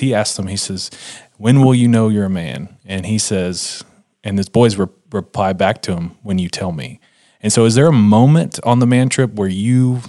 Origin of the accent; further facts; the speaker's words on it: Texas, United States; I'm from Texas